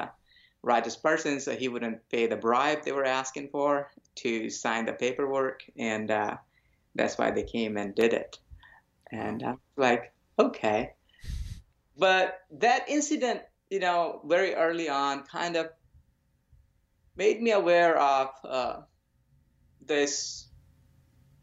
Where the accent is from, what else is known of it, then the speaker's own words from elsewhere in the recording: India; I was born in India to a nice little family of yogis